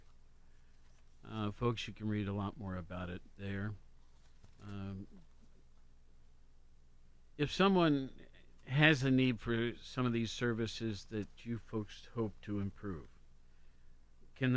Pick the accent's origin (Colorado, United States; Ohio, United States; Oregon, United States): Ohio, United States; Worthington; also born or lived in Honolulu; now in Athens, United States; I was raised in Worthington, Columbus, lived in many big cities, a couple small ones too